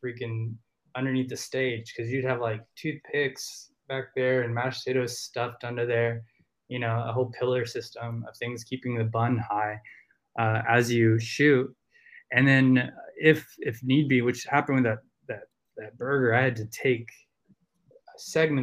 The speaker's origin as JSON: {"language": "English", "region": "the South", "country": "United States", "accent": "Southern country", "said": "if I'm around a bunch of, you know, Southerners, I will start with my country accent"}